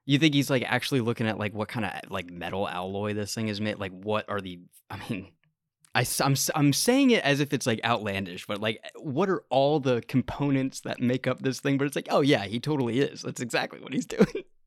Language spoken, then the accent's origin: English; United States; I'm from America